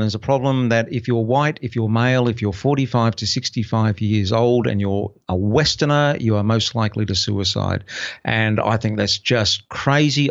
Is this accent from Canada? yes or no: no; Brisbane, Queensland, Australia; moved away as an adult; my hometown of Brisbane